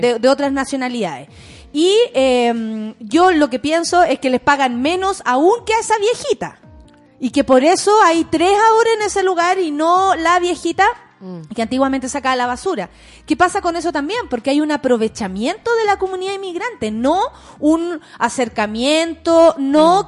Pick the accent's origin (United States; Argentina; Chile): Chile